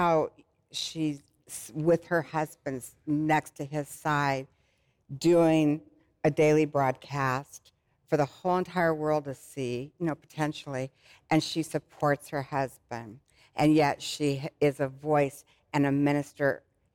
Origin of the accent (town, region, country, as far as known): Arizona, United States; born or raised there